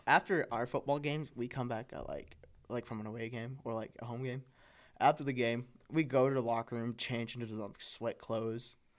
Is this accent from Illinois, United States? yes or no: no; California, United States; now in Nebraska, United States; i'm from california the suburbs of california moving to the midwest